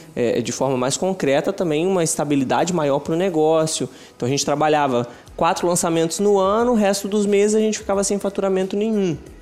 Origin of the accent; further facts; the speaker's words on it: São Pedro da Aldeia, Rio de Janeiro, Brazil; A gente é de São Pedro da Aldeia, estado do Rio de Janeiro, interior do Rio